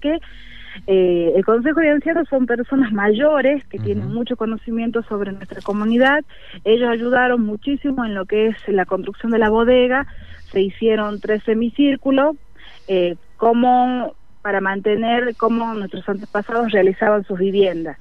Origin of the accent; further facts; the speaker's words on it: Amaicha del Valle, Tucumán, Argentina; Es una comunidad indígena los Amaicha y bueno, en cuanto a lo que es la bodega, estamos todos dentro de la comunidad indígena